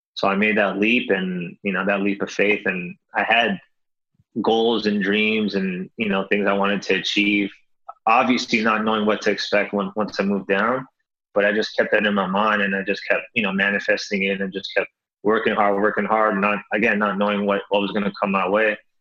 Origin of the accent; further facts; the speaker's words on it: Toronto, Ontario, Canada; moved away as an adult; now in Los Angeles, United States; born and raised in Toronto, Canada.